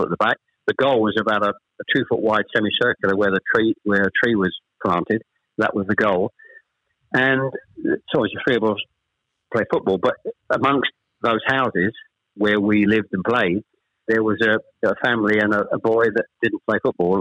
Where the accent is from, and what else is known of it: Chelmsford, East of England, United Kingdom; born or raised there; also born or lived in Ashton-under-Lyne, Manchester